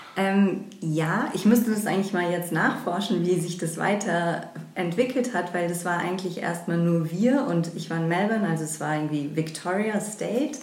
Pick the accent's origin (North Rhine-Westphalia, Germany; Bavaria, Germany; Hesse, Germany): Hesse, Germany; Frankfurt; also born or lived in England; wieder in meine Heimatstadt Frankfurt zurückgekommen